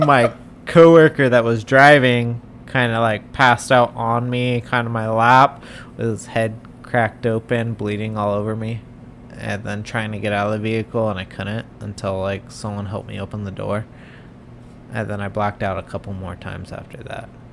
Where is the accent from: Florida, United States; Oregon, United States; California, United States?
California, United States; Southern; moved away as an adult; also born or lived in Wyoming; I grew up down in Southern California